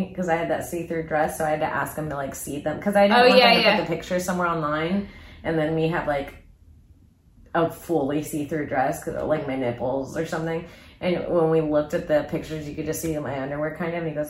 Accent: Palm Bay, Florida, United States; I'm from Palm Bay, Florida.

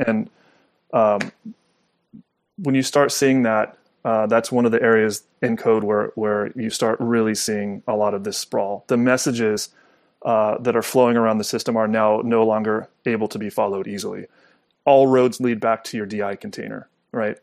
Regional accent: Southern California, United States; I grew up in Southern California

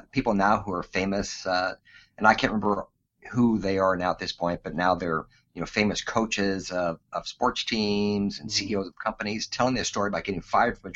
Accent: Alaska, United States; Born and raised in Alaska

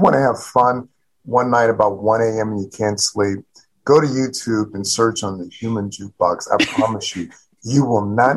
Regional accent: South Louisiana, United States; now in Baltimore, United States; I'm coming from the Deep South and coming from South Louisiana.

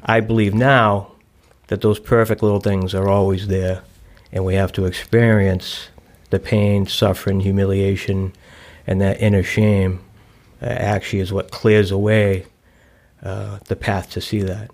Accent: Boston, Massachusetts, United States; now in Newton, United States; I grew up in South Boston, and, you know, everybody knows everybody's business

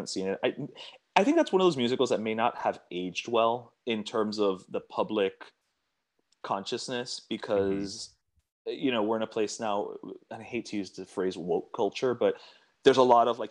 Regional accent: Miami, Florida, United States; I'm from Miami

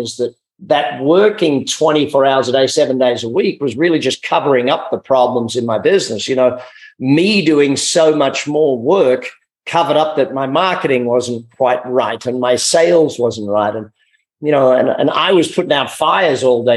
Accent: Australia; Being Australian, you know, we're raised with lifestyle being priority over work

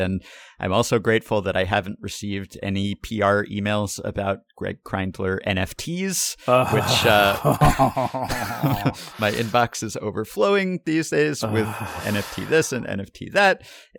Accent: Montreal, Quebec, Canada; also born or lived in China; I reside in southern Ontario, and I emigrated to Canada from China with my parents just about 20 years ago this November. As you can imagine, with my parents both being Chinese

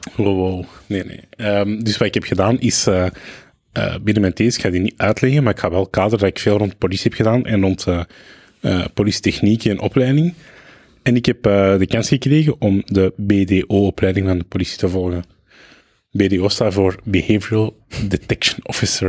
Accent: Belgium; also born or lived in Lebanon; Jawel, ik voel mij Belg, ah. maar ik moet wel zeggen, ik voel mij niet helemaal Belg.

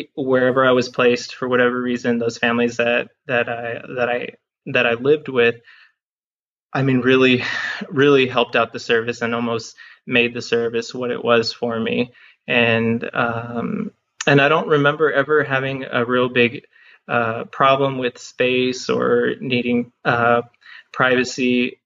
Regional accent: Harlingen, Texas, United States; moved away as an adult; also born or lived in Evanston, Illinois / Austin, Texas; my hometown is Harlingen, and uh, that's in the lower valley of Texas. I grew up there

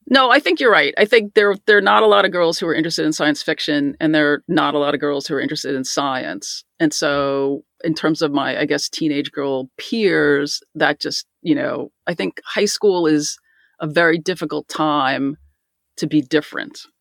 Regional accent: Garden City, New York, United States; I grew up in Garden City, Nassau County

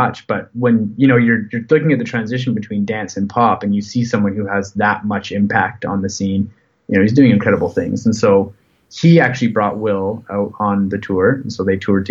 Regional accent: Canada; as a Canadian artist

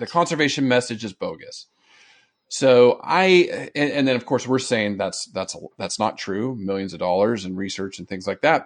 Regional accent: San Diego, California, United States; I grew up in Southern California in San Diego

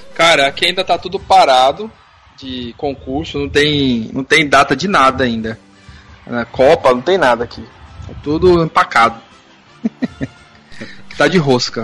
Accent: Rio Grande da Serra, São Paulo, Brazil; eu fui criado em Rio Grande da Serra

